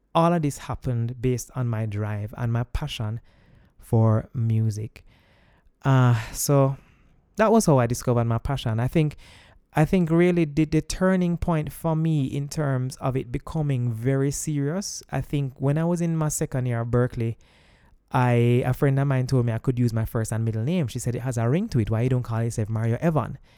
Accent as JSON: {"language": "English", "country": "Jamaica", "said": "I'm Jamaican"}